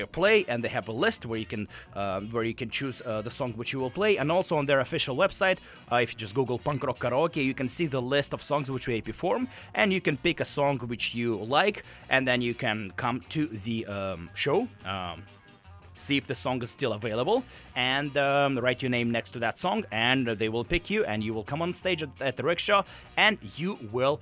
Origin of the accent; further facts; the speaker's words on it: Russia; moved away; I'm from Russia